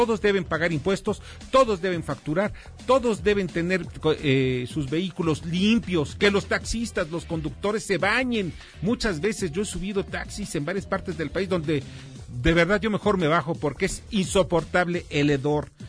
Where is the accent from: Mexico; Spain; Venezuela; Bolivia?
Mexico; Así es, y aquí me quedan varias dudas, como muchos mexicanos.